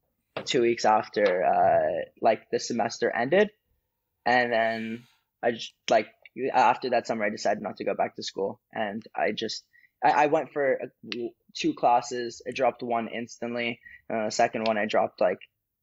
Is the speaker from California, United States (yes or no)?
yes; Los Angeles, California, United States; born or raised there; also born or lived in Sydney, Australia / Florida